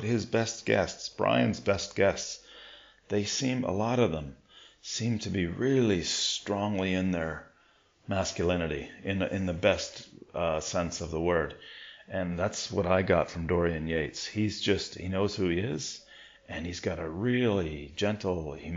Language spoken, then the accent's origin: English; Ontario, Canada; moved away; I would go back to school in Ontario for September